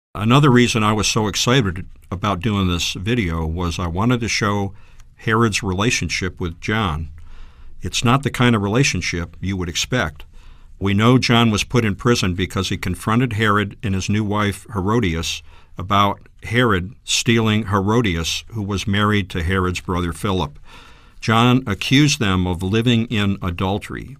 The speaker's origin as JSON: {"language": "English", "region": "New England", "country": "United States", "tie": "born or raised there", "said": "I grew up in the Northeast in New England and was born into an Italian family"}